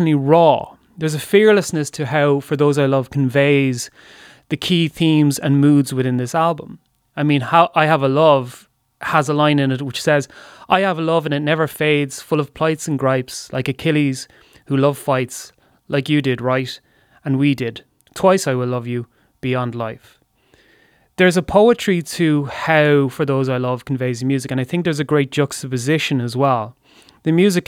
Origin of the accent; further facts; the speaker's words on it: Waterford, Munster, Ireland; I grew up not in Dublin, but in Waterford, in similar circumstances